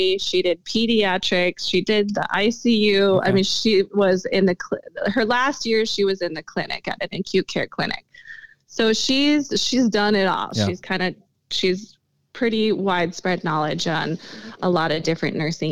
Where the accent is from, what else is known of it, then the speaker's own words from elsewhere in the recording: Sioux Falls, South Dakota, United States; I was born and raised here